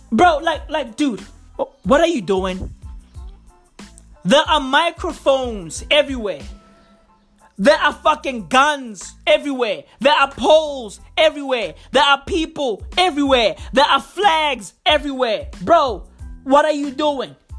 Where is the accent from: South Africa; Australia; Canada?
South Africa; I'm proudly South African. I love my country